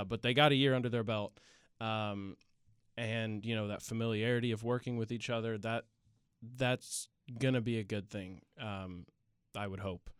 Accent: West Lafayette, Indiana, United States; now in Bloomington, United States; I'm a junior from West Lafayette, Indiana, home of the Purdue Boilermakers

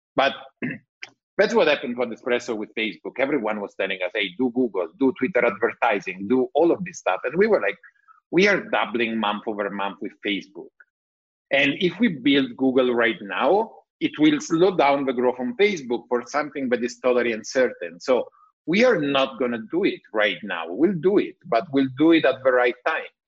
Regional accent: Italy; accent: Italian; English is a second language; my bad English, Italian accent

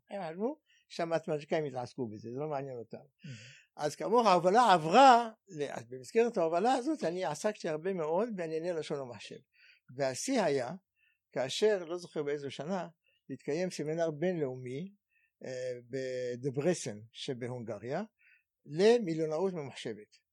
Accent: Cairo, Cairo Governorate, Egypt; Hebrew is a second language; moved away as an adult; now in Israel; ואני בכלל יליד מצרים, יליד קהיר במצרים, ועליתי ארצה בגיל 20

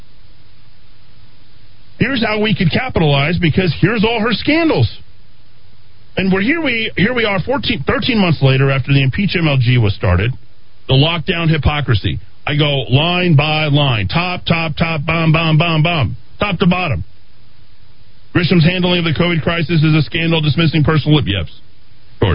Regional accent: Albuquerque, New Mexico, United States; Me and a couple of my friends, Jason and Stephanie, both got into St. Pius. Everybody else went to West Mesa, or as we referred to it back in the day, Wasted Mesa.

